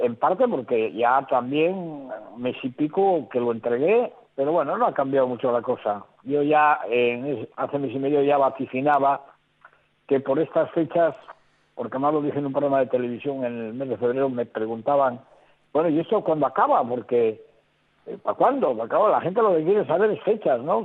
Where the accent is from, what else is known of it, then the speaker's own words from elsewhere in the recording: Spain; los españoles